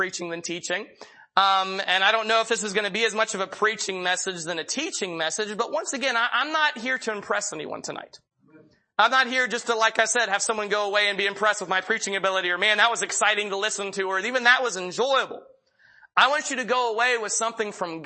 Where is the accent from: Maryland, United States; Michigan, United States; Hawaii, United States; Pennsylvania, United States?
Pennsylvania, United States; moved away as an adult; now in Chehalis, United States; I'm originally from Pennsylvania. My dad is a pastor at a church there in southwestern Pennsylvania